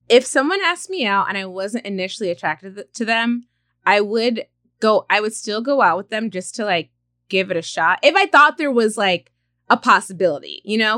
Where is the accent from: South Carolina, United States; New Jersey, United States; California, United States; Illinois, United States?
California, United States; Stockton; I grew up in Stockton